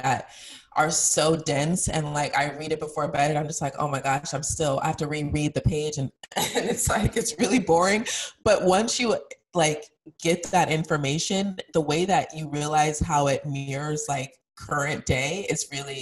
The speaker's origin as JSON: {"language": "English", "region": "Colorado", "country": "United States", "tie": "born or raised there", "said": "I grew up in Colorado, which was extremely white"}